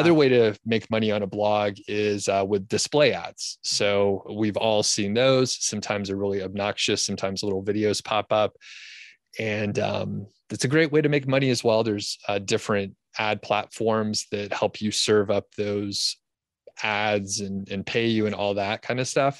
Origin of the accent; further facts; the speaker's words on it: Georgia, United States; moved away as an adult; also born or lived in Bozeman, Montana / Boulder County, Colorado; now in Colorado, United States; I'm from Georgia originally, and lived there, you know, my whole life up until, like, twenty fifteen or so